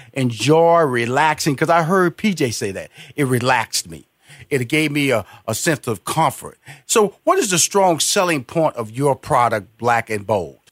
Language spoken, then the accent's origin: English; Houston, Texas, United States; I'm from, I'm from Houston, Texas, big barbecue country